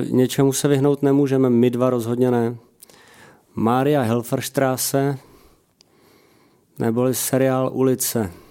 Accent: Slovakia; Czech is a second language; Ne, já jsem Slovák.

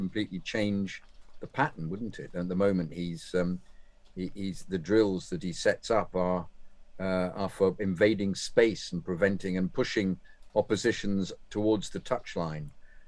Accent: Kennington, London, United Kingdom; but I was raised in Kennington and spent my life at the Bridge.

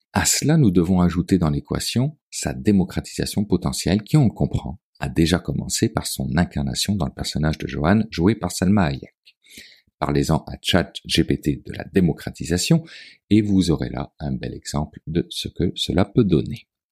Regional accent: Quebec, Canada; Chez nous, au Québec

